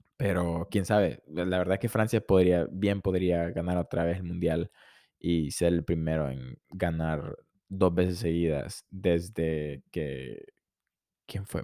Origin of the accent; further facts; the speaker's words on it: Honduras; soy de Honduras